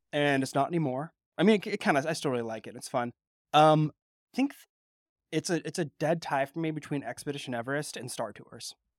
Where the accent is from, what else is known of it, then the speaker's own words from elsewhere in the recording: California, United States; growing up in California